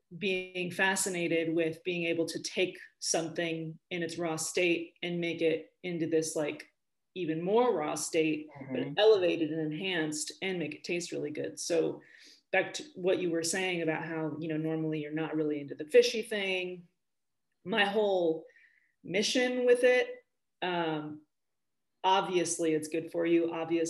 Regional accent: Spain; also born or lived in California, United States; So I grew up in Spain and in California.

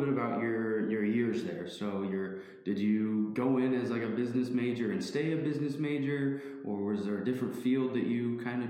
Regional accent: York, Nebraska, United States; growing up in York

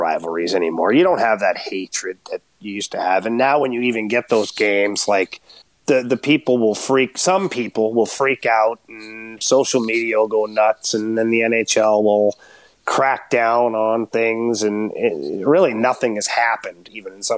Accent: Ottawa, Ontario, Canada; growing up in Ottawa

